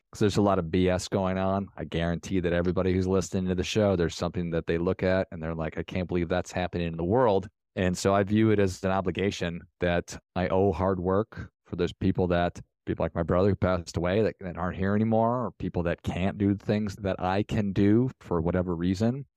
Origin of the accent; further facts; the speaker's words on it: Minnesota, United States; I'm from Minnesota.